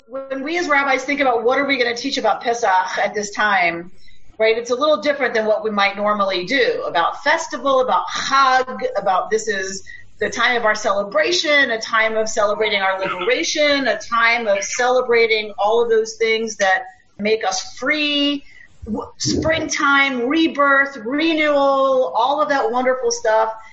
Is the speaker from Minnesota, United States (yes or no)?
yes; Minnesota, United States; also born or lived in Israel; I'm from Minnesota